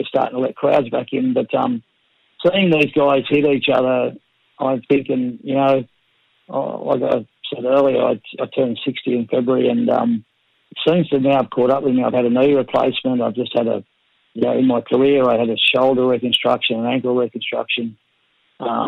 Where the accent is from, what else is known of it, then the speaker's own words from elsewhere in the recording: Penrith, New South Wales, Australia; I grew up in Penrith